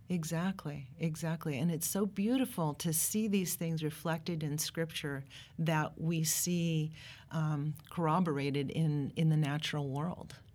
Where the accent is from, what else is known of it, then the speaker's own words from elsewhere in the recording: Pacific Northwest, United States; I grew up in the Pacific Northwest. My dad was a forester.